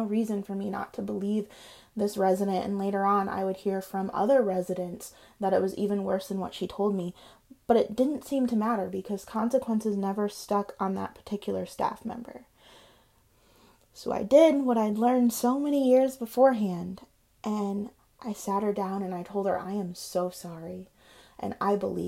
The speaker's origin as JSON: {"language": "English", "region": "Michigan", "country": "United States", "said": "I'm just from Michigan."}